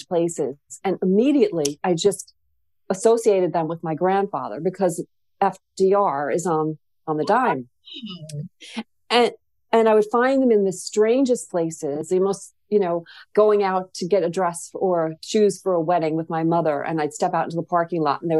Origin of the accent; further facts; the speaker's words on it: New York City, New York, United States; we grew up in Queens